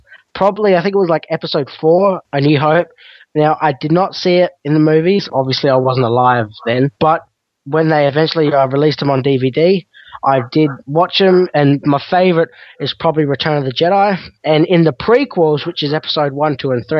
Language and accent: English; Australia; I'm not American, though. I am Australian, and I am proud to be an Australian. So I live in Australia.